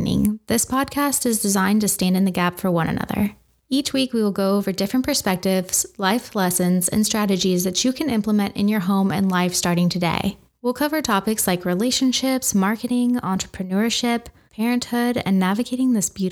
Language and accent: English; Washington, United States; I grew up in Washington State, and after graduating high school, I joined the Marines